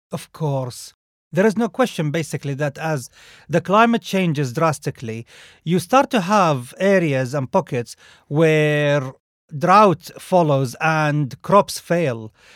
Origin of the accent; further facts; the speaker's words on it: Saudi Arabia; moved away; I grew up in Saudi Arabia